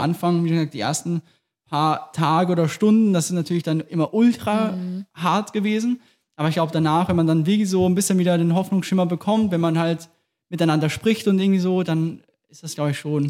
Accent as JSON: {"language": "German", "country": "Austria", "accent": "Austrian", "moved": "yes", "said": "das, ist alles eigentlich wirklich mein Dialekt. Das ist nur ein überspitzter Wiener Dialekt"}